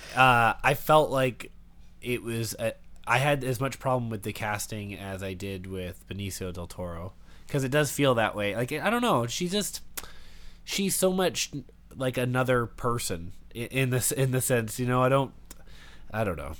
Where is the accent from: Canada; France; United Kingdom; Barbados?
Canada; I talk weird. It's 'cause I'm from Canada.